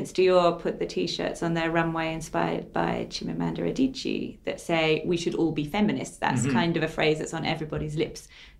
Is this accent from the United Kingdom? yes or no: yes; England, United Kingdom; I'm English